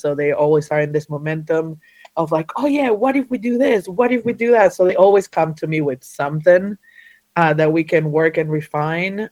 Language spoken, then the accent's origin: English; Argentina; now in North Carolina, United States; I was born and raised in Argentina. Uh, I'm an Argentinian Jew. Uh, somehow I ended up in the mountains of North Carolina